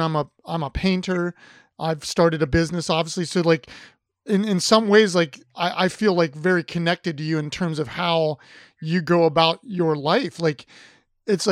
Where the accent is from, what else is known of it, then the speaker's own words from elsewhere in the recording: Ohio, United States; I grew up in Ohio